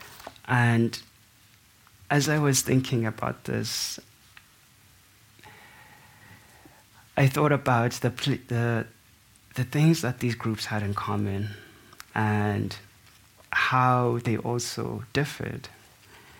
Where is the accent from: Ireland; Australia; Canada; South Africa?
South Africa; To me, as a South African